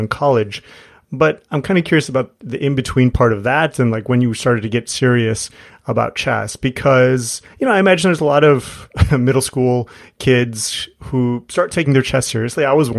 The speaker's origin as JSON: {"language": "English", "town": "Chicago", "region": "Illinois", "country": "United States", "said": "I'm from Chicago"}